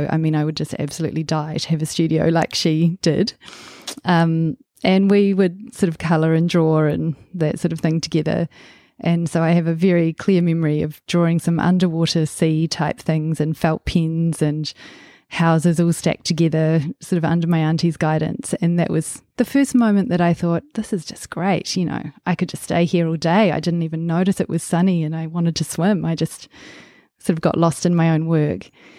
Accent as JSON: {"language": "English", "region": "Waikato", "country": "New Zealand", "tie": "born or raised there", "also_born_or_lived": "Auckland", "said": "I was born in Auckland and quite soon, when I was quite small, about 18 months old, moved down to the Waikato and spent probably about the first 10 years of my life there on a farm, growing up on a farm there."}